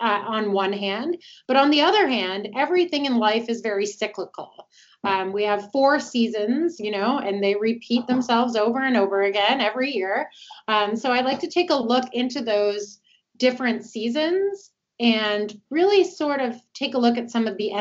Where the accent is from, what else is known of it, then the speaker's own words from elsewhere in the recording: Toronto, Ontario, Canada; moved away as an adult; now in Atlanta, United States; originally I'm from Toronto, but I'm here in Atlanta, Georgia now. I've been here for about 5 years